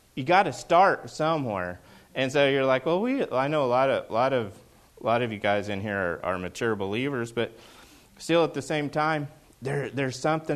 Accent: Oklahoma, United States; moved away as an adult; now in Seattle area, United States; I grew up in Oklahoma

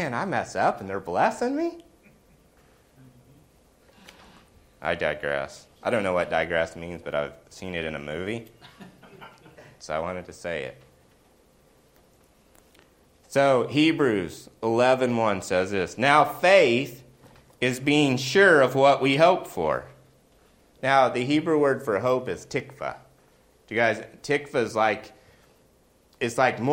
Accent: the South, United States; I grew up in the South

